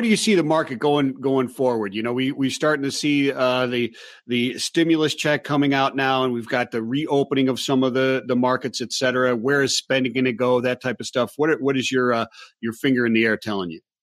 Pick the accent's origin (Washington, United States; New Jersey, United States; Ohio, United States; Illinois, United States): Ohio, United States; Cleveland; I'm from Cleveland, Ohio